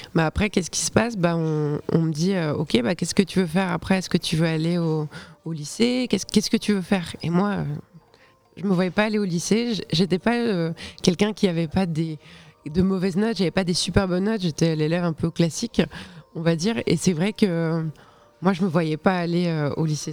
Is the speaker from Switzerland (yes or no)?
yes; Switzerland; je suis de Suisse, j'étais au, cycle, donc c'est l'équivalent du collège